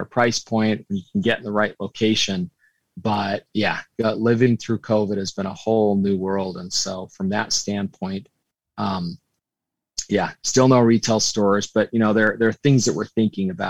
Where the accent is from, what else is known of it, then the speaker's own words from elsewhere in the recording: Utah, United States; moved away; also born or lived in New York City; we're both from Utah